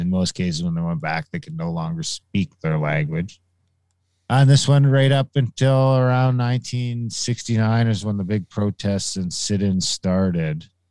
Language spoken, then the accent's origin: English; Pikangikum, Ontario, Canada; the reserve by my hometown, Pekingika